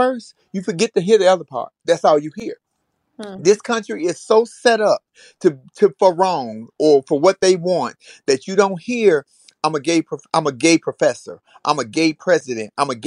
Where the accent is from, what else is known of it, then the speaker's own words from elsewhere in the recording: United States; as an American, mm-hmm. as a Black American, as a transgender of transgender experience in this country